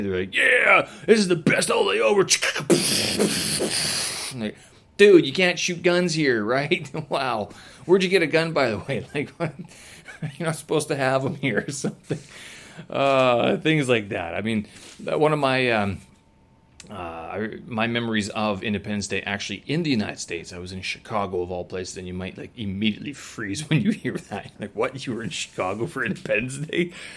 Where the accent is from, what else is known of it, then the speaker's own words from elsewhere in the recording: Canada; moved away as an adult; I am Canadian, born and raised.